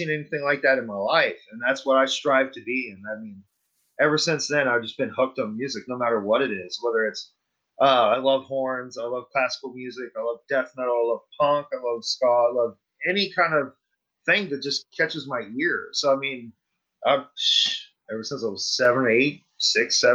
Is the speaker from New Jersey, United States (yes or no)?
no; McKinney, Texas, United States; accent: Southern; moved away; also born or lived in Princeton, Texas; I grew up in McKinney, Texas, Princeton, Texas, small little towns. You know, and that's where I'm from